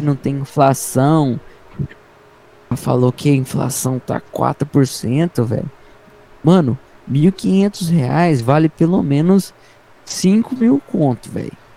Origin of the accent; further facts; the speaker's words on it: Brazil; aqui no Brasil